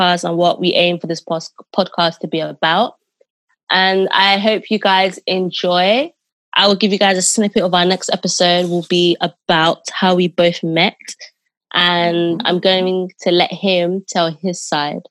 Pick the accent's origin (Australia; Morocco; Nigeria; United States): Nigeria; I'm from Nigeria